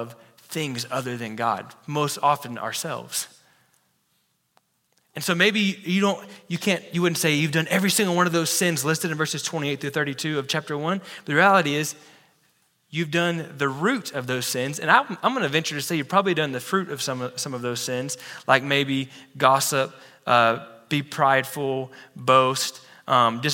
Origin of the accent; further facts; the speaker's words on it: Texas, United States; I'm a Texan